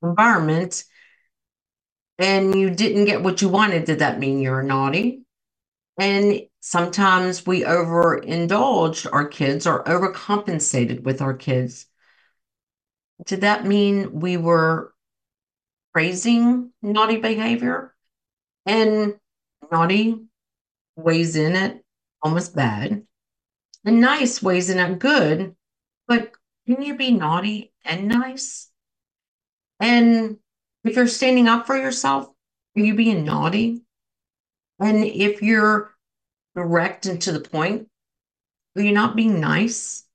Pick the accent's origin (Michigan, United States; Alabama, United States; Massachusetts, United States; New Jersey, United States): New Jersey, United States; I'm from Jersey.